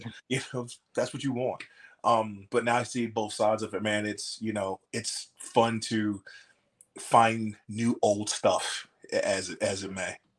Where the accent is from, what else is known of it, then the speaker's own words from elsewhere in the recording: Atlanta, Georgia, United States; I grew up in Atlanta